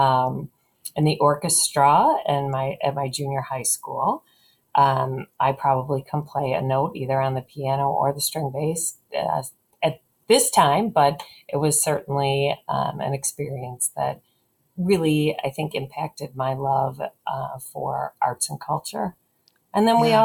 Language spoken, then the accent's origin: English; River Forest, Illinois, United States; now in Chicago, United States; I actually grew up in the near west suburb of River Forest